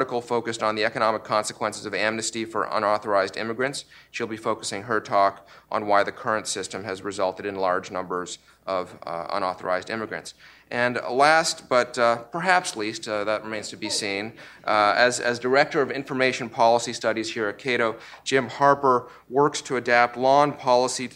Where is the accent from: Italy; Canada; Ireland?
Canada; also born or lived in Russia; now in United States; I was born in Russia and my family came to Canada when I was little